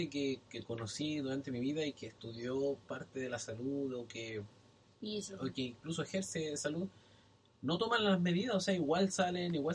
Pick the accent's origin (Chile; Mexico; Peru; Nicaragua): Chile; moved away as an adult; now in New Zealand